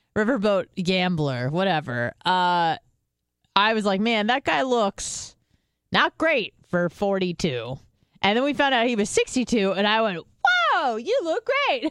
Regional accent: California, United States; also born or lived in Israel; now in Florida, United States; I'm from California

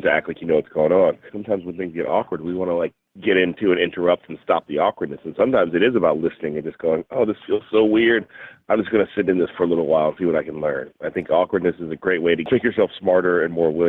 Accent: Berkeley, California, United States; it's being centered in my hometown where I live in Berkeley, California

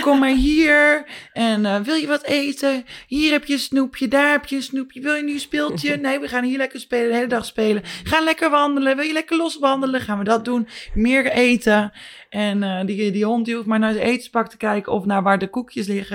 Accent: Netherlands; born or raised there; moved away

